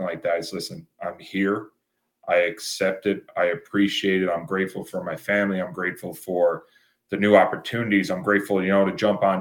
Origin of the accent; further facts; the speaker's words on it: Newfoundland and Labrador, Canada; being a Newfoundlander.